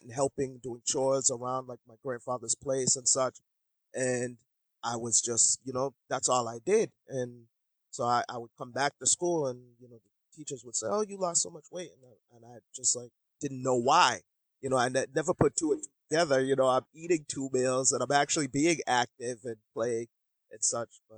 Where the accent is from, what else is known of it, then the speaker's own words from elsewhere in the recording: Boston, Massachusetts, United States; also born or lived in Jamaica; I'm just living, you know, the typical, you know, American lifestyle and growing up in Boston.